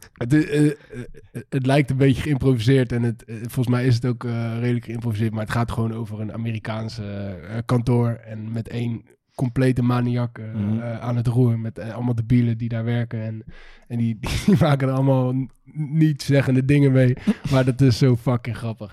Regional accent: Netherlands; wij als Nederlanders

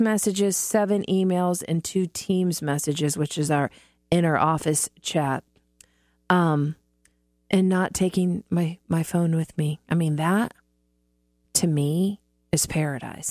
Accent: Midwest, United States; moved away; I grew up in the Midwest

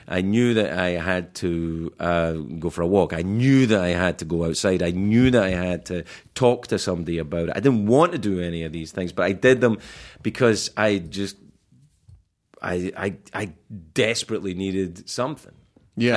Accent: Scotland, United Kingdom; moved away

